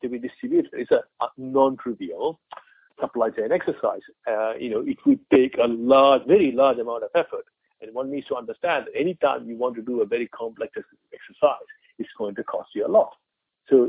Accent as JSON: {"language": "English", "country": "India", "tie": "born or raised there", "moved": "as an adult", "said": "I'm an Indian. I was born in India. I spent, the whole of my teens and early 20s in India."}